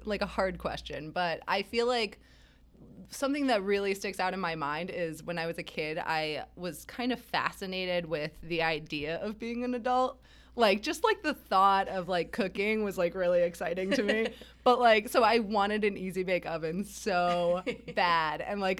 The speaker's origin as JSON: {"language": "English", "region": "Rhode Island", "country": "United States", "tie": "born or raised there", "said": "I grew up in Rhode Island"}